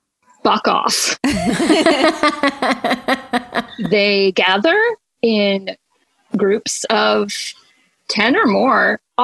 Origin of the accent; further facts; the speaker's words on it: New York, United States; No, I can escalate easily. I'm a New Yorker.